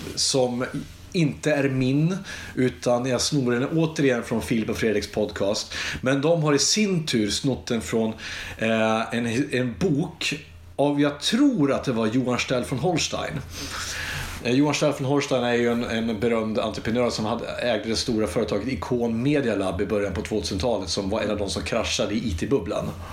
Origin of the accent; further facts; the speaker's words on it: Iggesund, Gävleborg County, Sweden; Vi gick ut i skogen hemma i Iggesund